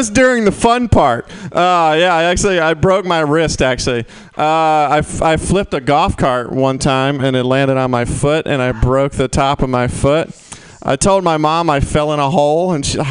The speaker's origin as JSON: {"language": "English", "region": "the South", "country": "United States", "said": "I'm from the South"}